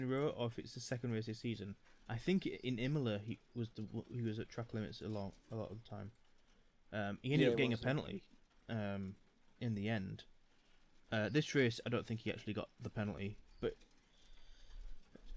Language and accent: English; United Kingdom; we're British